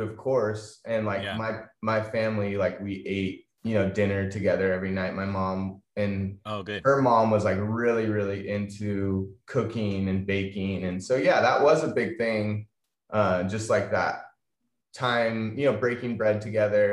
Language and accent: English; Atascadero, California, United States; also born or lived in Bishop, California / Washington / Los Angeles; I grew up in Atascadero